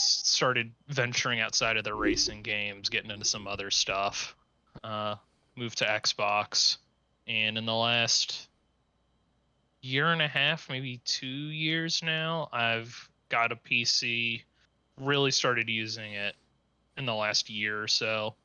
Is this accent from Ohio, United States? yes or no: yes; Cincinnati, Ohio, United States; I was, uh, born and raised in Cincinnati